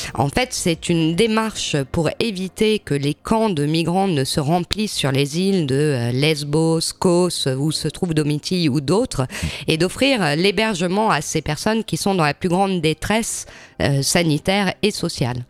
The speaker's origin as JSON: {"language": "French", "country": "France", "said": "chez nous, en France"}